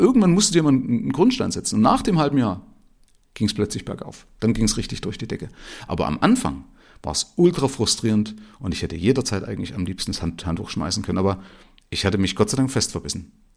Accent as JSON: {"language": "German", "region": "former East Germany", "country": "Germany", "also_born_or_lived": "Middle Franconia, Bavaria", "moved": "as an adult", "lives_now": "Bavaria, Germany", "said": "ich komme also aus der ehemaligen DDR, habe mich hier in Bayern selbstständig gemacht"}